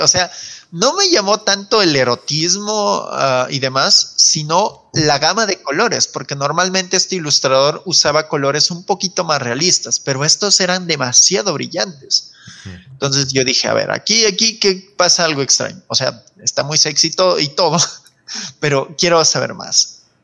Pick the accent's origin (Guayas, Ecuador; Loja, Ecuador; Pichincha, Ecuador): Loja, Ecuador; yo también soy de Loja